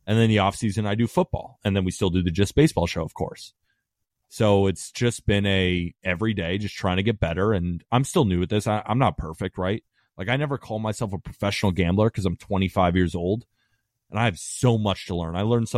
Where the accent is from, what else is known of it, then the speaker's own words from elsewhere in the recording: California, United States; also born or lived in Staten Island, New York; Yeah, so I was born in Staten Island, New York. My dad, big Yankee fan, right? Moved to California when I was 2 years old.